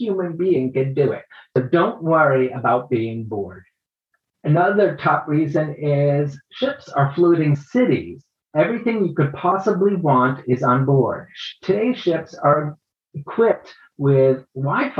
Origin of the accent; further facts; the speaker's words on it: United States; pegging me as an American